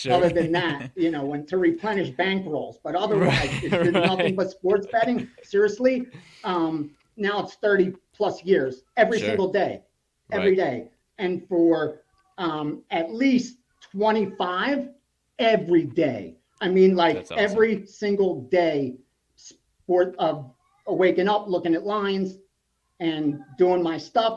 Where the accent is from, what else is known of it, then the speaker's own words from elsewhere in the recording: Philadelphia, Pennsylvania, United States; I grew up in Philadelphia and then right outside of Philadelphia